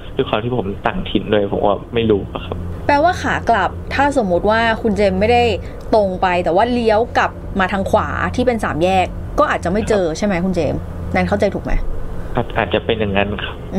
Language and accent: Thai; Bangkok, Thailand; ผมเป็นคนกรุงเทพครับ